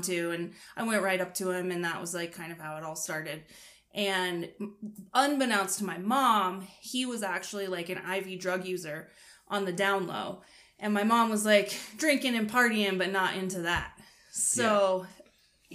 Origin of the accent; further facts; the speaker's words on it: Wyoming, United States; I grew up in Wyoming